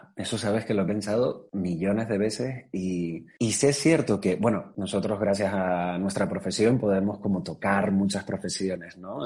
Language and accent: Spanish; Tenerife, Canary Islands, Spain; now in Madrid, Spain; me fui a Tenerife, yo soy de allí, soy canario